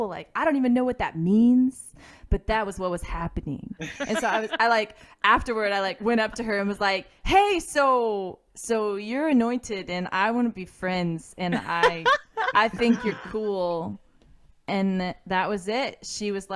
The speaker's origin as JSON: {"language": "English", "region": "Texas", "country": "United States", "moved": "as an adult", "lives_now": "Sheffield, United Kingdom", "said": "I am from Texas, but moved to the UK 6 months ago"}